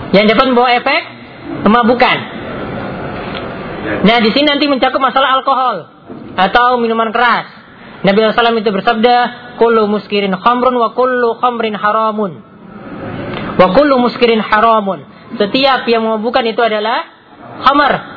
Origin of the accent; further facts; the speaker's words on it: Gunung Kidul, Special Region of Yogyakarta, Indonesia; di daerah saya juga di Gunung Kidul tuh ada warung